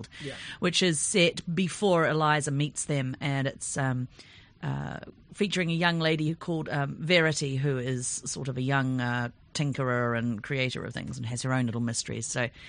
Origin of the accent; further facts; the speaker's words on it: New Zealand; my hometown peeps